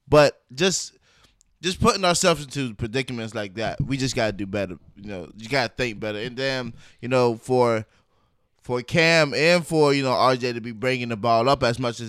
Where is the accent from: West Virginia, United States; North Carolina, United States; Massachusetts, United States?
North Carolina, United States; Durham; I'm from Durham.